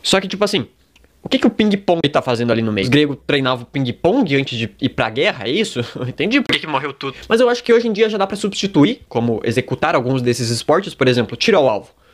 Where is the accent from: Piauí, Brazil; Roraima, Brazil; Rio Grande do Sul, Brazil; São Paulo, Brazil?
Rio Grande do Sul, Brazil; Gaúcho; eu sou gaúcho.